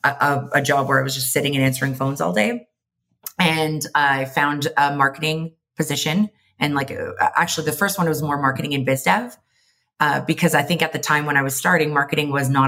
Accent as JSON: {"language": "English", "town": "Mississauga", "region": "Ontario", "country": "Canada", "tie": "born or raised there", "also_born_or_lived": "London, Ontario / Toronto, Canada", "moved": "as an adult", "lives_now": "Vancouver, Canada", "said": "I was born and raised just outside of Toronto, Ontario, in Mississauga"}